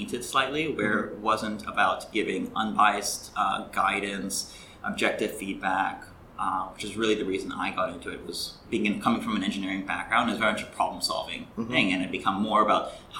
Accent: Greece; also born or lived in India / Canada; now in Hong Kong; So I'm actually originally from Canada, but I grew up in Greece and India, so very much the definition of a third culture kid.

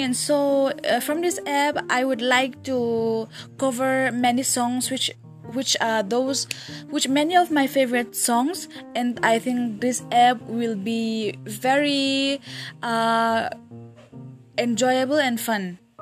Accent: Northeast India, India; I'm from Northeast India

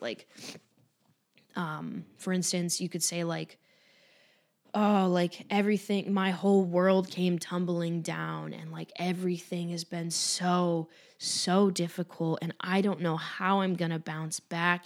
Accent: Cleveland, Ohio, United States; moved away; I'll be in Cleveland as well which is my hometown.

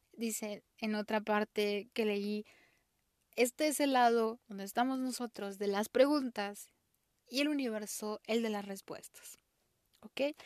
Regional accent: Mexico; soy mexicana

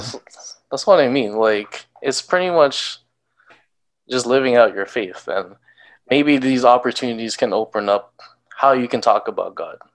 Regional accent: Canada; as a Filipino Canadian

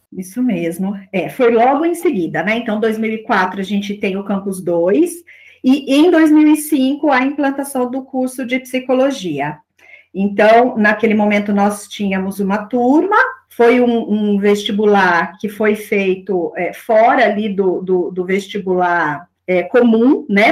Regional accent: Aguaí, São Paulo, Brazil; also born or lived in São João da Boa Vista; now in Campinas, Brazil; eu nasci em São João da Boa Vista, sou natural de lá, mas morei, né, desde aí, depois do meu nascimento, em Aguaí, que é uma cidade vizinha a São João da Boa Vista, e durante aí a minha infância e adolescência, eu passei em Aguaí.

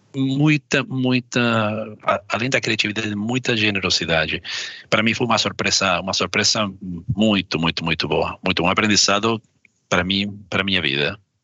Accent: Argentina; Portuguese is a second language; now in Brazil; Do ponto de vista como argentino, vou falar como argentino

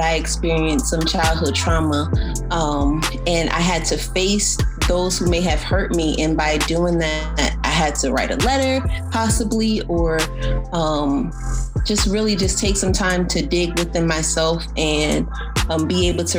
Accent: New Jersey, United States; I grew up in New Jersey

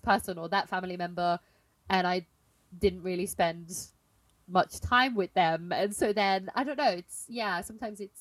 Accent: Belgium; moved away; I'm in my hometown now this week

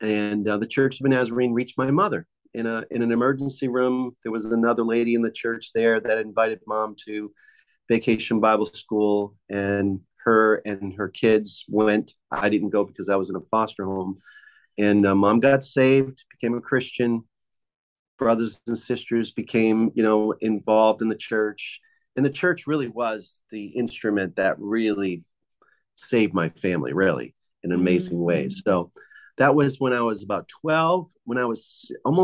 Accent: Boston, Massachusetts, United States; also born or lived in Cape Cod, Massachusetts; I grew up in Boston, Massachusetts

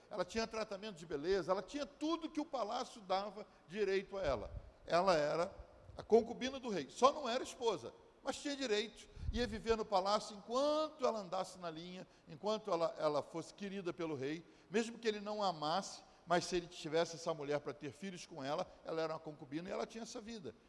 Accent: Brazil; now in United States; eu sou brasileiro

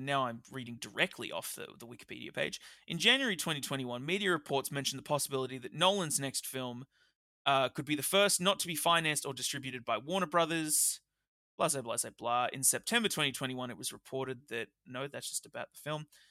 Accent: Australia; we're Australian

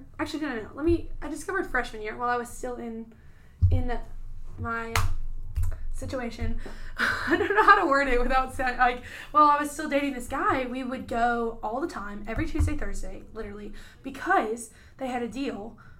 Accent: Jackson, United States; I'm from Jackson, and I used to work at Chick-fil-A until, like, 11 o'clock.

